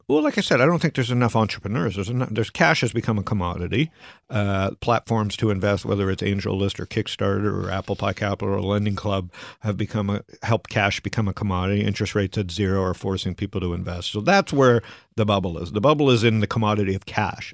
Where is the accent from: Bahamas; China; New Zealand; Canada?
Canada; also born or lived in Arizona; now in United States; as a Canadian in America